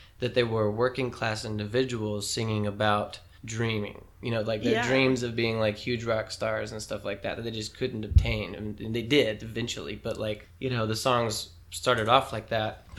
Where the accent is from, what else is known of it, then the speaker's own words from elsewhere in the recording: Tullahoma, Tennessee, United States; now in Nashville, United States; my hometown buddies from Tullahoma, Tennessee, and we've been friends for almost our whole lives